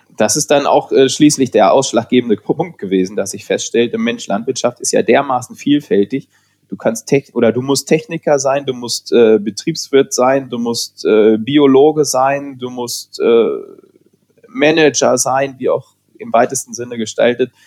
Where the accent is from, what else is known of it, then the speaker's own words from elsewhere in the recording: Hanover, Lower Saxony, Germany; Ich bin in Hannover zur Schule gegangen